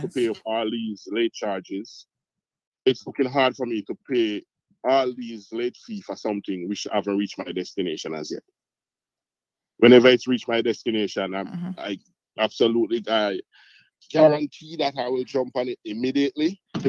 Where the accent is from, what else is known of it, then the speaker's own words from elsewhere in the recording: Montego Bay, Saint James, Jamaica; also born or lived in Cayman Islands; I'm from Montego Bay here